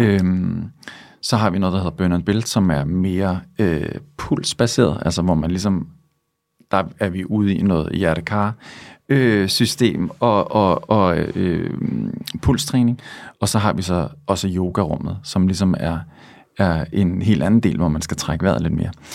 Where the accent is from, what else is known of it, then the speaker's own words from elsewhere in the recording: Svendborg, Southern Denmark, Denmark; now in Copenhagen, Denmark; jeg er fra Svendborg, og så da jeg flyttede til København